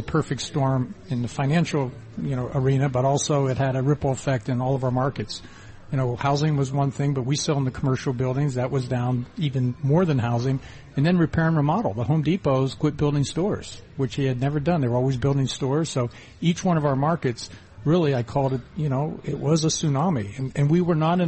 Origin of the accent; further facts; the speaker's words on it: Ohio, United States; moved away as an adult; also born or lived in western Pennsylvania; I grew up in Ohio and western Pennsylvania area and drove out west